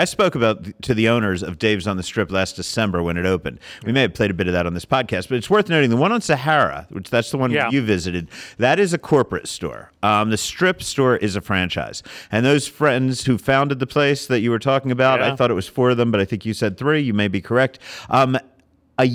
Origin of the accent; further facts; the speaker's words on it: Pennsylvania, United States; moved away; But, you know, I'm from Pennsylvania, where we had...